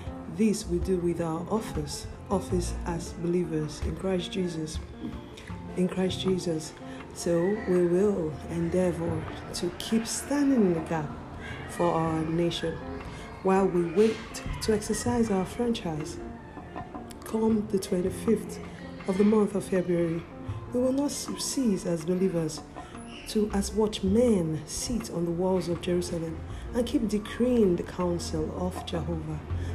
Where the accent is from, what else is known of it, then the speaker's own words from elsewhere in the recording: Nigeria; My home country, Nigeria